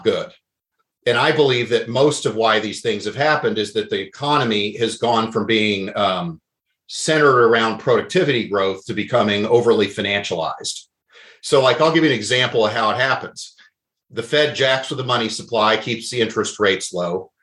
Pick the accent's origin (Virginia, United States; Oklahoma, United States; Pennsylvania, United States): Oklahoma, United States; moved away; I grew up in Oklahoma